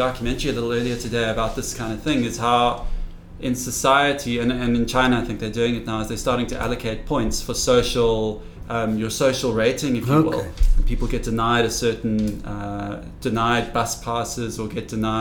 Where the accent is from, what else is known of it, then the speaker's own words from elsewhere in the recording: Cape Town, Western Cape, South Africa; I grew up in Cape Town